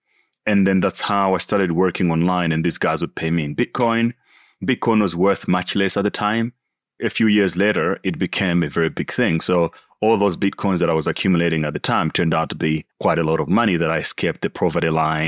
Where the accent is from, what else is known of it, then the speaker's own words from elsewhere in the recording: Malawi; born there; So I was born in Malawi, typical African life, extremely poor and all that.